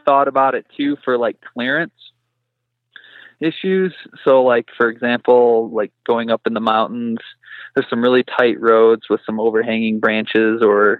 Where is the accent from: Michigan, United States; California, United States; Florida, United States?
Michigan, United States; moved away as an adult; now in Colorado, United States; I'm originally from Michigan. And so I moved out to Colorado about a year and a half ago.